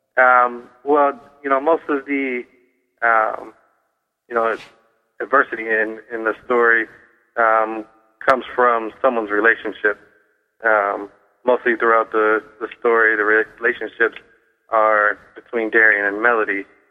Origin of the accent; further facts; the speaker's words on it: Cleveland, Ohio, United States; I grew up in Cleveland, and I love the town of Cleveland.